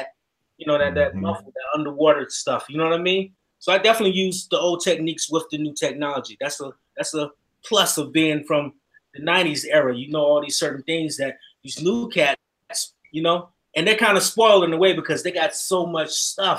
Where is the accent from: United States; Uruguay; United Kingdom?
United States; North Carolina; I was born in North Carolina